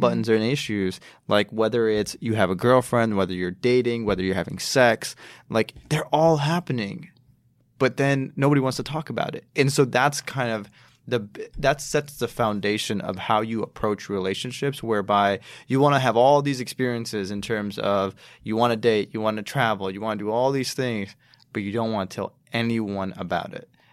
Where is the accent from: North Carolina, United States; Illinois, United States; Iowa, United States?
Illinois, United States; Chicago; I grew up in Chicago.